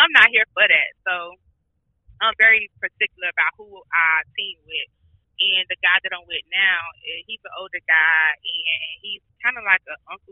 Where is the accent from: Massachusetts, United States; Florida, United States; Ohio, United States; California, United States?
Florida, United States; Miami; I'm from Miami, so we only get two seasons, summer and hurricane. So I wasn't used to snow or none of that.